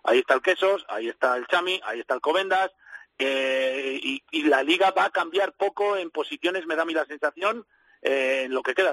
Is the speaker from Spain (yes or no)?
yes; Valladolid, Castile and León, Spain; a mí que soy vallisoletano, a 100 kilómetros, si es que lo tenemos ahí a una hora.